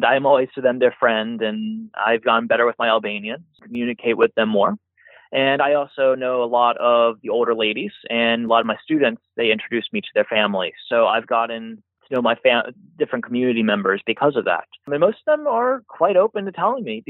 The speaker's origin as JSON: {"language": "English", "country": "United States", "moved": "yes", "said": "I'm their American"}